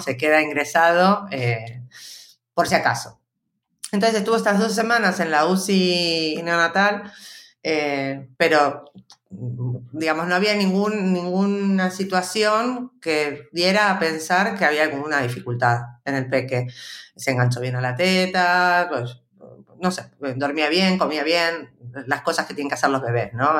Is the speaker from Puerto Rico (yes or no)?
no; Buenos Aires, Argentina; accent: argentino; moved away as an adult; also born or lived in Spain; now in Madrid, Spain; yo soy porteña de Buenos Aires, originaria de Argentina, y llevo en España eh, pues unos 22 años más o menos.